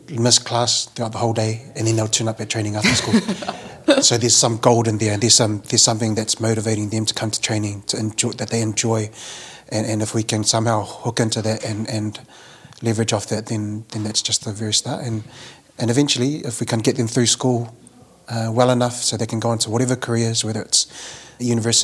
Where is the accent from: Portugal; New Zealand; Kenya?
New Zealand; Auckland; Being Samoan, growing up in South Auckland